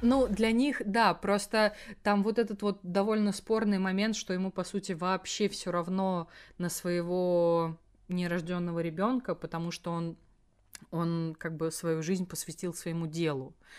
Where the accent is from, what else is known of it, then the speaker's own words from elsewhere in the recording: Elektrostal, Moscow Oblast, Russia; в моем родном городе электросталь не было